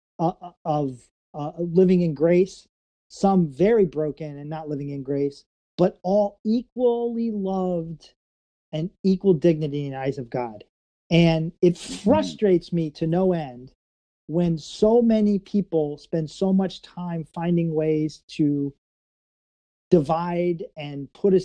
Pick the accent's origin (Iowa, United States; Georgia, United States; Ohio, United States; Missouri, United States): Missouri, United States; St. Louis; growing up in St. Louis